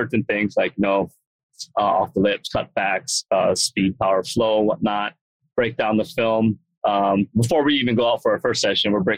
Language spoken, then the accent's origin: English; Hawaii, United States; moved away; I grew up in Hawaii